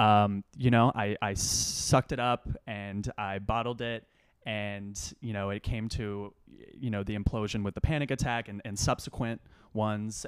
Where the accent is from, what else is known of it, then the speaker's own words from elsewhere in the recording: Austin, Texas, United States; moved away as an adult; also born or lived in Los Angeles, California / Ithaca, New York; now in New York City, United States; Dad moved to Austin, Texas. They have better, uh, public schools there. So went to middle school and high school there